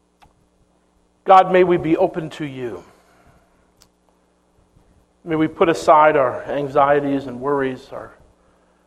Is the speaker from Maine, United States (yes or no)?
yes; Maine, United States; moved away; my hometown in Maine